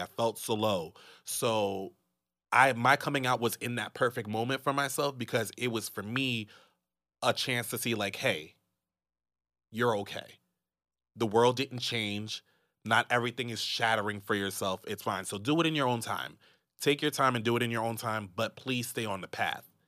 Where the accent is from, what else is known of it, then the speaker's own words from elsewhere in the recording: United States; being American